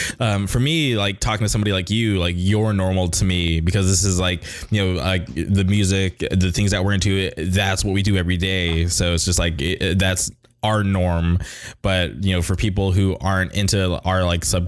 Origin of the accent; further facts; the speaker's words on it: Palm Springs, California, United States; moved away; where I grew up in Palm Springs